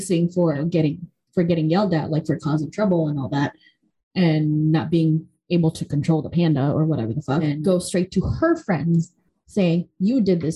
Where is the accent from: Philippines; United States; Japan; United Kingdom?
Philippines; moved away; when I was growing up in the Philippines, I was one of those recipients of those boxes